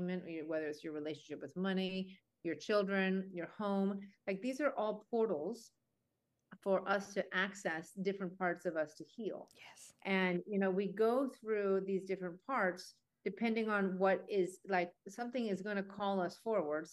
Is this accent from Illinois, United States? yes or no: yes; Chicago, Illinois, United States; also born or lived in Boston; I am a native to Chicago